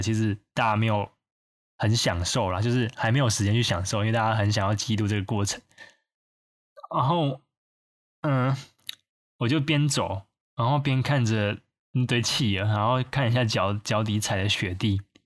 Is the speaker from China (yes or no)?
no; Taiwan; 因为你整个船上就只有我一个台湾人